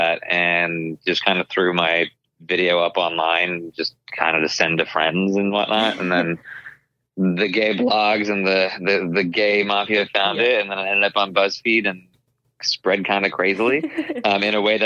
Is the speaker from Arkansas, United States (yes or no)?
no; Arizona, United States; growing up in Arizona and with immigrant parents, but being Indian American